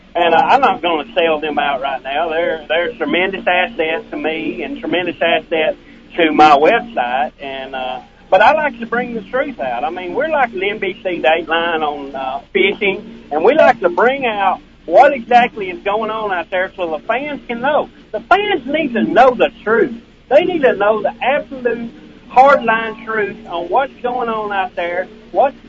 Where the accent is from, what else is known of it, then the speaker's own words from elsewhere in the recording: Ardella, Alabama, United States; I was born and raised in Ardella, Alabama.